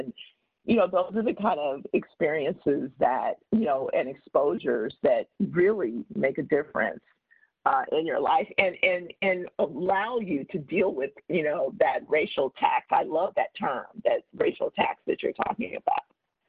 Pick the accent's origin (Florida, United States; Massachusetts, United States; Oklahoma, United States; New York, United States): Oklahoma, United States; born there; my parents are both from Oklahoma, and the story, and I was born in Oklahoma